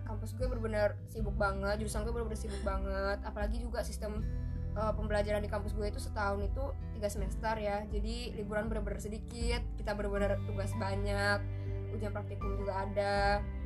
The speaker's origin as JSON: {"language": "Indonesian", "country": "Indonesia", "moved": "as an adult", "lives_now": "Malaysia", "said": "orang Melayu kayak kita nih orang Indonesia"}